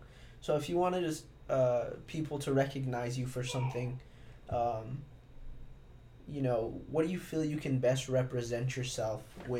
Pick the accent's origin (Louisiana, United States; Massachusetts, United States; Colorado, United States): Colorado, United States; I was born there, and we were, like, one of the only two families that were non-white Hispanic.